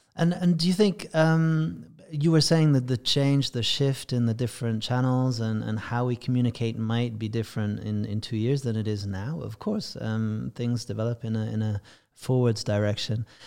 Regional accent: England, United Kingdom; being English

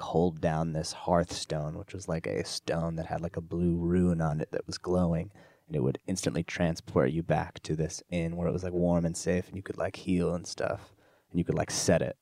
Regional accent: Orange County, California, United States; moved away as an adult; now in Los Angeles, United States; I moved from Orange County up to L A, for college, like, my family moved as well

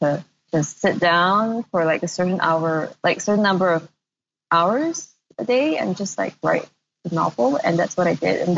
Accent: Malaysia; moved away; also born or lived in Singapore; I am from Malaysia, but I hadn't been living in Malaysia for over a decade, more than that, before I moved back

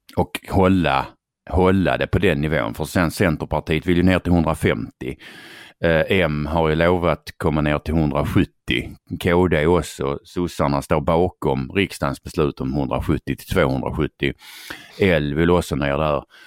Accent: Skåne, Sweden; Jag har ju varit skåning, eller vi har varit skåningar i stort sett alltid

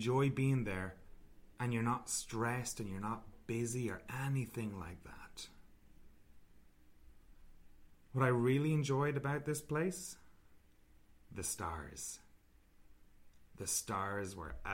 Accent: Ireland; moved away; I'm originally from Ireland

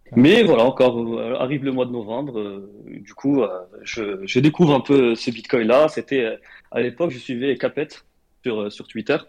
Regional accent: Morocco; moved away as an adult; now in France; j'ai grandi au Maroc

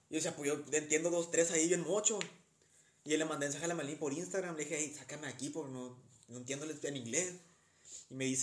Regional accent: Sinaloa, Mexico; ¿De dónde eres? De, Sinaloa.

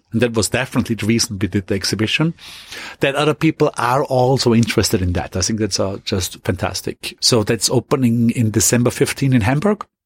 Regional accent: Austria; ultimately going quickly back to my hometown in Austria and then go, going moving onwards to France.

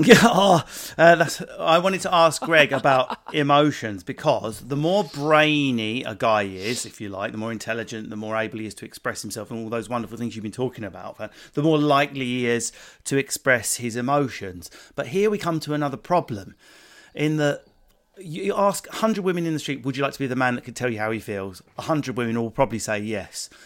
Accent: Enfield and Essex, East of England, United Kingdom; I grew up in Enfield and Essex

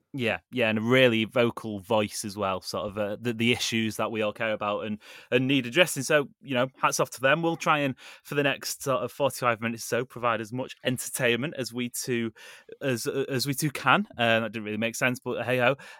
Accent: Manchester, North West England, United Kingdom; I was born in and around Manchester, grew up with a Manchester City supported dad

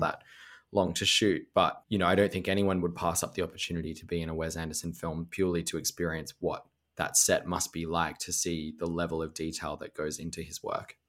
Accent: Melbourne, Victoria, Australia; my hometown of Melbourne

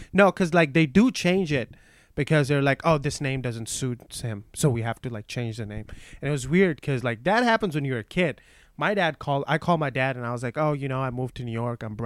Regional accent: Pakistan; English is a second language; moved away as an adult; also born or lived in Minnesota, United States; now in United States; I'm from Pakistan

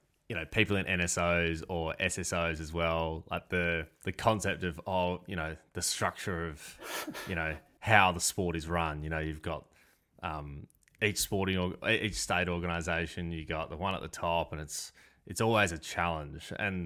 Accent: Perth, Western Australia, Australia; I think I grew up in Perth, where rugby union is huge.

